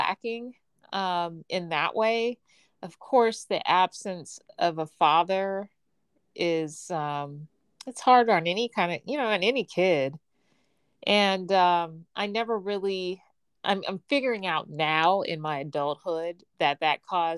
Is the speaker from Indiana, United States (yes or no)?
yes; Gary, Indiana, United States; I was born and raised in Gary, Indiana